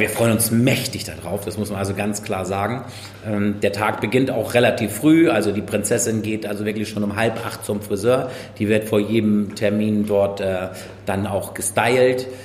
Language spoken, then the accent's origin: German; Marne, Schleswig-Holstein, Germany; Ich bin Mahner und ich bin in Mahne geboren und aufgewachsen